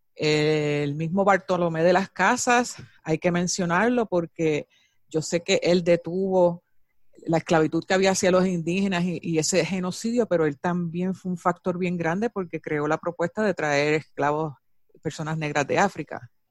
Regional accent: Puerto Rico; moved away; also born or lived in California; me fui de Puerto Rico, que estuve en California por 10 años

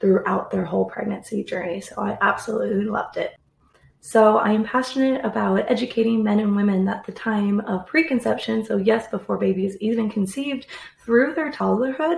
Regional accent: the Midwest of the United States, United States; also born or lived in Australia; I am from the Midwest of the United States.

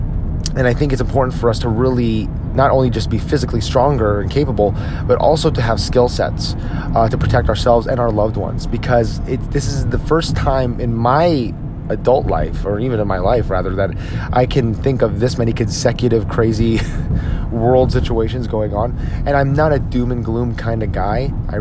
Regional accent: New Jersey, United States; now in Dallas-Fort Worth, United States; my home state of New Jersey

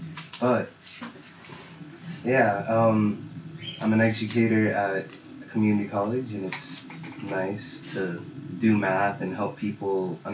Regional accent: Lake Elsinore, California, United States; also born or lived in Pomona, California; I actually grew up in, like, Elsinore from, like, the age of 4 till 18. Then I came out to Pomona because college

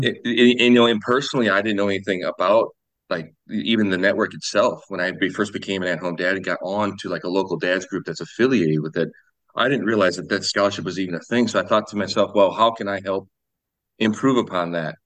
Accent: Sioux Falls, South Dakota, United States; I'm from Sioux Falls, South Dakota. Um, I was born and raised here.

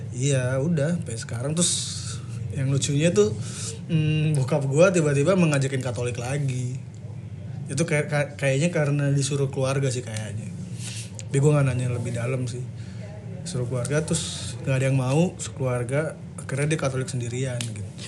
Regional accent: Bekasi, West Java, Indonesia; also born or lived in Cianjur; numpang lahir doang kayaknya. Karena nyokap kan orang Cianjur. Terus tinggalnya di Bekasi sih udah lah. Sampai sekarang sih 20 tahun lebih

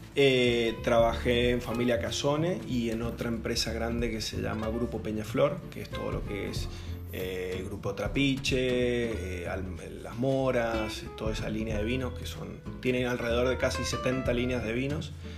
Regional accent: Mendoza, Argentina; moved away as an adult; also born or lived in Australia; now in Baja California, Mexico; yo soy originario de Mendoza, Argentina

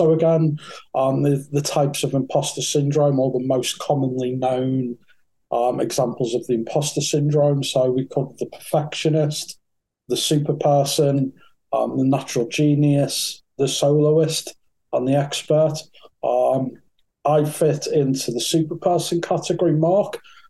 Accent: North West England, United Kingdom; So I was brought up in Merseyside. Probably can't tell that for the accent. You probably thought I was raised in London. But no, I was raised in Merseyside, in Thatcher's Merseyside in the sort of 80s and 90s.

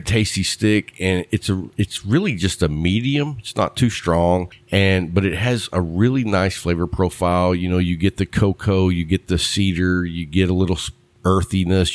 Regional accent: Texas, United States; I, am a Texas guy

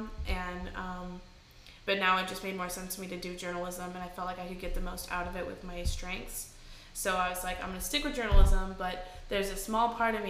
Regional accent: Kansas City, United States; moved away; also born or lived in Nashville; I'm from Kansas City. Well, outside of Kansas City, but I moved to Nashville about, like, 8 years ago

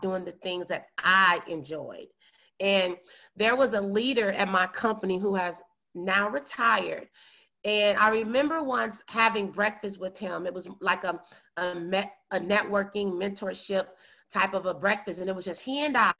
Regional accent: small town south of Chicago, Illinois, United States; I'm from a small town in the United States of America, south of Chicago, Illinois. And I, you know, was born and raised there

